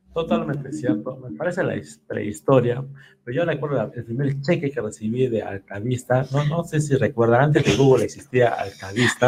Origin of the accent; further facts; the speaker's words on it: Peru; nosotros como peruanos